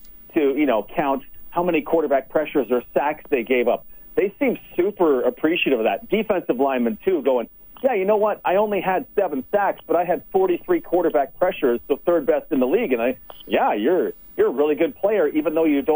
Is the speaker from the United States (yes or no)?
no; Okotoks, Alberta, Canada; moved away as an adult; also born or lived in Red Deer / Edmonton / Winnipeg / Toronto; I was born in Red Deer. When I was very young, I moved to Edmonton, and then when I was 5, my family moved to Okotoks.